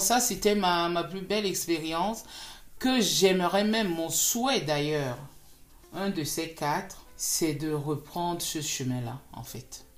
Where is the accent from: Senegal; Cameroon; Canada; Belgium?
Cameroon; je suis née au Cameroun, j'ai grandi au Cameroun, j'ai fait mes études au Cameroun